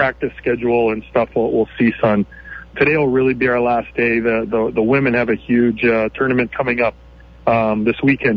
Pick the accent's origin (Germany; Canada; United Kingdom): Canada; now in United States; growing up in Canada